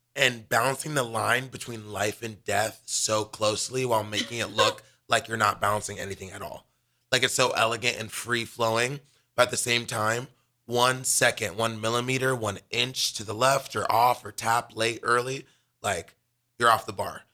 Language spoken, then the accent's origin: English; Los Angeles, California, United States; now in Lincoln, United States; I'm from Los Angeles, California